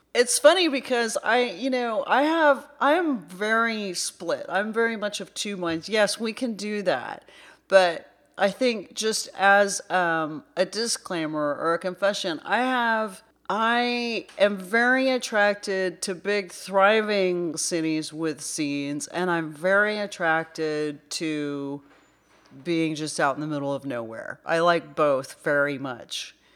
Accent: Irving, Texas, United States; I'm from there. I'm from Irving originally. I did move away for a while, but I did come back

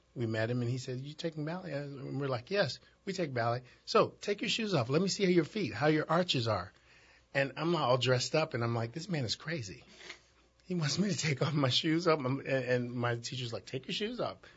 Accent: Chicago, Illinois, United States; I grew up in Chicago, Chicago's inner city

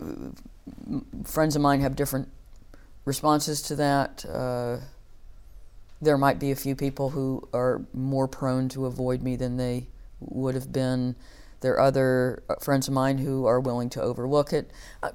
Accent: United States; moved away as an adult; also born or lived in New York; now in United Kingdom

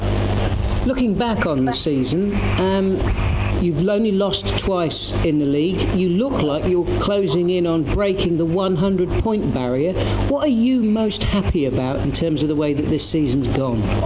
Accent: Portsmouth, South East England, United Kingdom; Portsmouth went up as well well, and uh, they're my hometown side

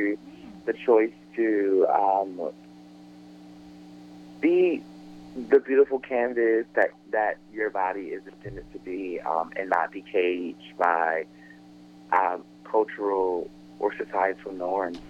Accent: Atlanta, Georgia, United States; now in Brooklyn, United States; I am originally from Atlanta, Georgia

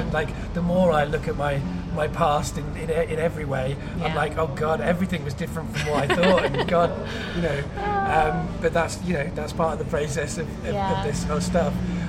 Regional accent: Cardiff, Wales, United Kingdom; I mean, I grew up in Cardiff, and it's a multicultural city.

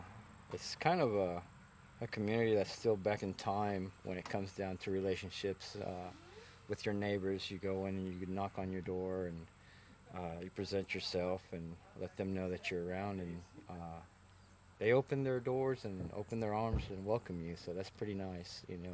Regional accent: Indianapolis, Indiana, United States; Oh, well, you know, we came from Indianapolis, Indiana, which is a big city

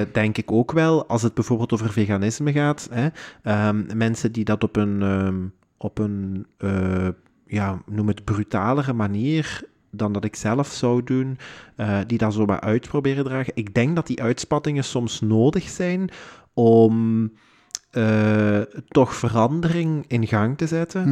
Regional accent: Houthalen-Helchteren, Flanders, Belgium; wij zijn allebei van Hoytalen

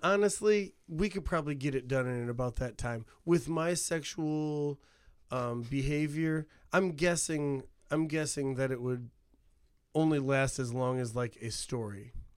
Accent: Hammond, Indiana, United States; moved away; I have the diversity that I have because of growing up in Hammond

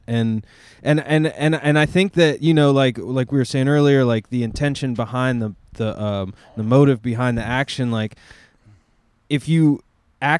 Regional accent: Asheville, North Carolina, United States; I grew up in Asheville

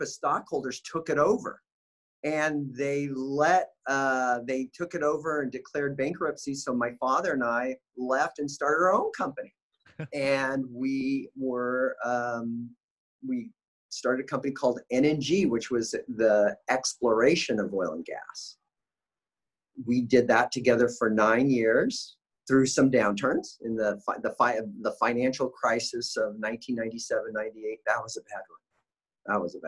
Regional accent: Bakersfield, California, United States; I grew up in Bakersfield, California

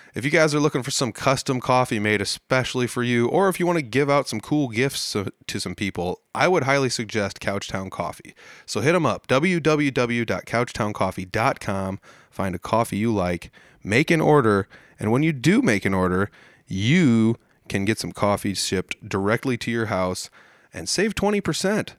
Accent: Midwest, United States; as a Midwesterner

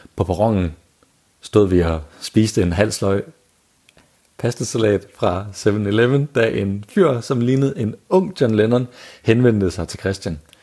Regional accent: Denmark; som danskere

